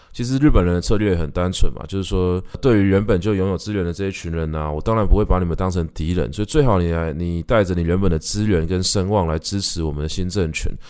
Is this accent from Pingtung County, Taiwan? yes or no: no; Taipei, Taiwan; 我们家是从早年的时候在大稻埕发鸡，然后开始卖米啊、卖布啊，然后慢慢地壮大自己的产业，然后再一路沿着延平北路搬到我，我的老家，就是社子，社子岛